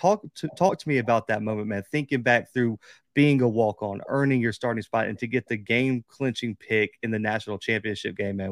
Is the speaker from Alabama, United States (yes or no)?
yes; Mobile, Alabama, United States; I'm from Mobile, Alabama, man. It never ices here, ever. And if it does, the city gets shut down.